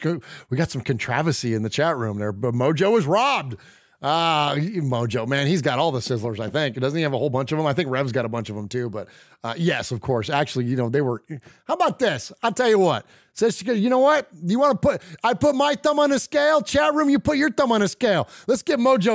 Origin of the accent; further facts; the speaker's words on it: San Jose, California, United States; I'm not from Las Vegas. I don't have any ties to Vegas. I'm from San Jose. I'm a Bay Area guy